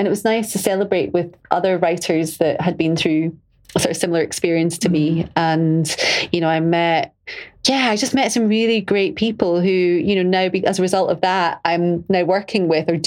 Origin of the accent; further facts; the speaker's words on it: Glasgow, Scotland, United Kingdom; being Glaswegian or being Scottish